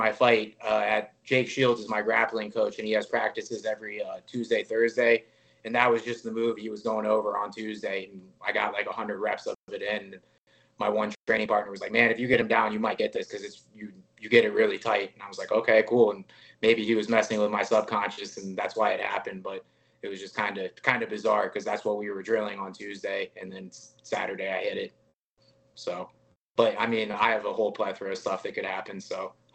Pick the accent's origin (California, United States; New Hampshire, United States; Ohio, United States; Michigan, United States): Ohio, United States; moved away as an adult; now in Las Vegas, United States; come back home and put on for, you know, everybody in Cleveland and everybody from my hometown and everybody from my home state.